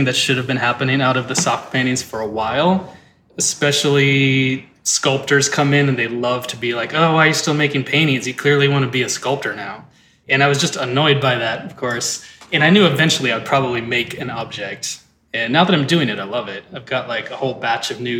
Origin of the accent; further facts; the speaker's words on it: Saint Paul, Minnesota, United States; I grew up in St. Paul, Minnesota. I was born there in 1975